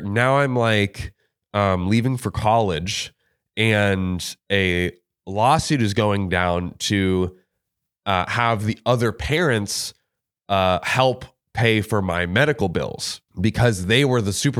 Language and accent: English; Florida, United States; I'm from Florida.